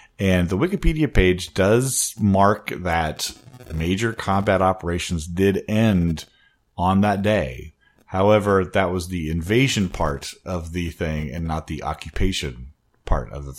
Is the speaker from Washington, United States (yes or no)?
yes; Wenatchee, Washington, United States; now in Seattle, United States; I was coming back from my hometown, Wenatchee, coming back to Seattle